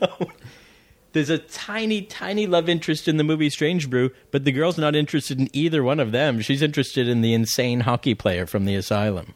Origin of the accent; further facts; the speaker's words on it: Florida, United States; moved away as an adult; I was a kid from Florida